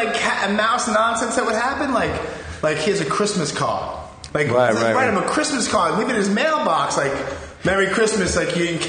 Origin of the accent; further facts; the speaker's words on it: New York City, New York, United States; I grew up, like, I'm originally from Canarsie.